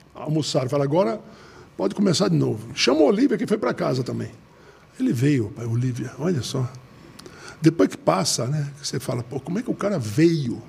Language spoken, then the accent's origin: Portuguese; Brasília, Federal District, Brazil; eu sou de Brasília